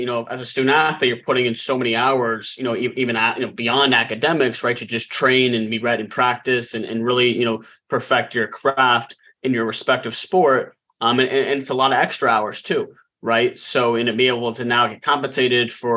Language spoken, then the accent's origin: English; Denver, Colorado, United States; I'm from Denver